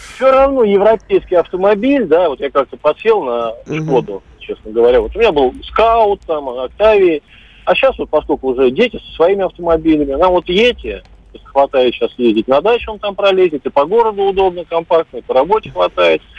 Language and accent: Russian; Urals, Russia; Я с Урала